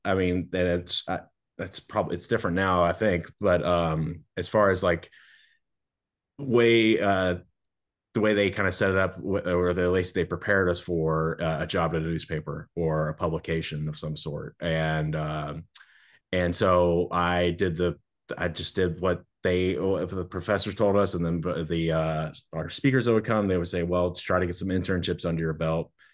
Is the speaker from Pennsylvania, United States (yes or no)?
no; Kentucky, United States; moved away as an adult; also born or lived in Naples, Florida; now in Miami, United States; I grew up in Kentucky